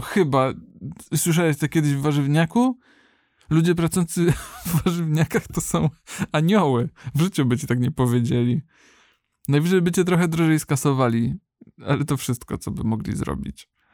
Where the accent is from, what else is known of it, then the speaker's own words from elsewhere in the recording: Kędzierzyn-Koźle, Opole Voivodeship, Poland; w Kędzierzynie, skąd pochodzę